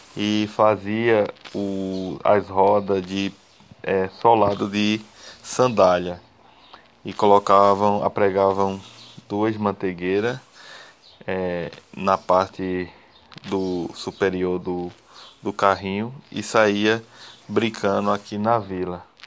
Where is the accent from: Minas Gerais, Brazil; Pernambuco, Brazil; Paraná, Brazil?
Pernambuco, Brazil; Buíque; sou aqui natural de Buíque, Pernambuco, e moro aqui na Vila do Catimbau